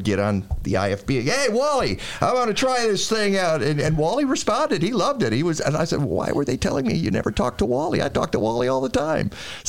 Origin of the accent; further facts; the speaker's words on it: Detroit, Michigan, United States; moved away as an adult; now in Chicago, United States; I grew up in Detroit.